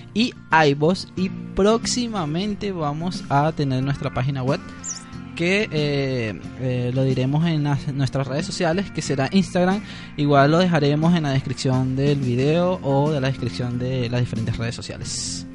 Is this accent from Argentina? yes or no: no; Venezuela; como somos venezolanos